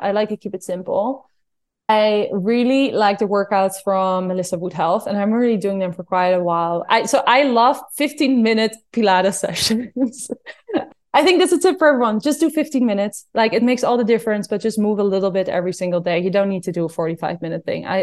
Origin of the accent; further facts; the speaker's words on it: Netherlands; I'm from Holland